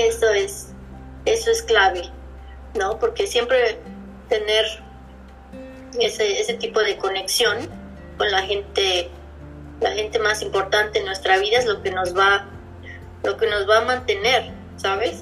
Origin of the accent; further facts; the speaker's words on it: Mexico City, Mexico; moved away as an adult; also born or lived in Puebla / Playa del Carmen / Cozumel / Chicago; now in Pittsburgh, United States; Yo vivía, vivía en Puebla, pero soy originaria de la Ciudad de México.